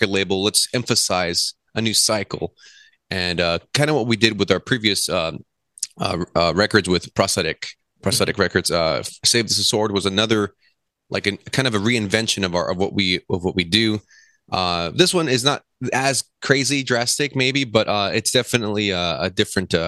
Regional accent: Whittier, California, United States; now in Los Angeles, United States; most of the members in our inception, I guess, was we're all from Whittier

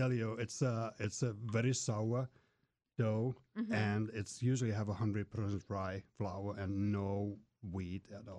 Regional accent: Finland; now in Washington, D.C., United States; I'm originally from Finland.

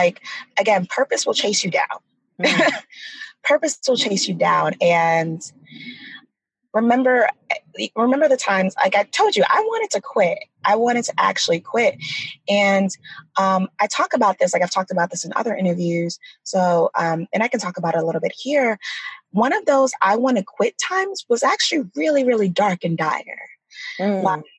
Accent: Nigeria; So, as we talked about earlier, we're Nigerian. I'm Nigerian.

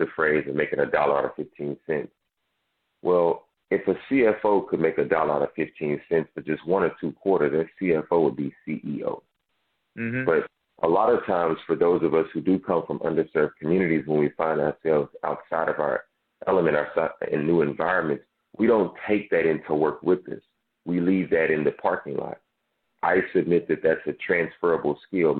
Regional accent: Dallas, Texas, United States; I grew up in South Dallas

